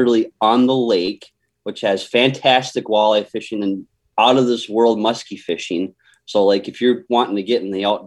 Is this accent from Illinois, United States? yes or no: no; Austin, Minnesota, United States; I was born and raised in Austin, Minnesota